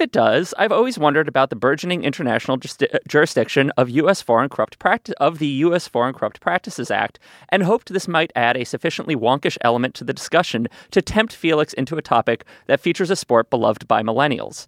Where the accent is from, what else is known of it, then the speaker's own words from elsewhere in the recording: New York, United States; I did have a neighbor growing up on the Upper West Side in New York